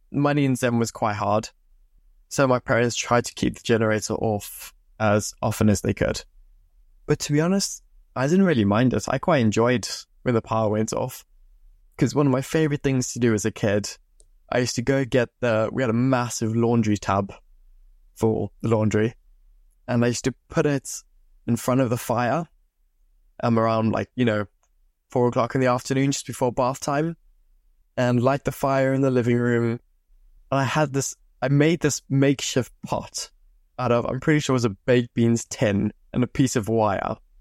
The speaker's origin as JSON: {"language": "English", "country": "Zimbabwe", "tie": "born or raised there", "moved": "yes", "lives_now": "England, United Kingdom", "said": "I grew up in Zimbabwe. I moved over to England in two thousand fifteen"}